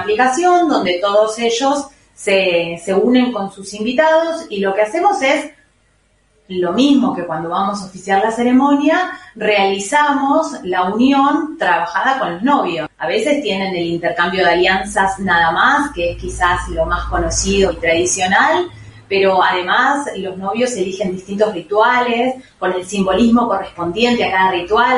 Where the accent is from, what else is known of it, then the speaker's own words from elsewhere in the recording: Buenos Aires, Argentina; somos de Buenos Aires, viajamos alrededor del país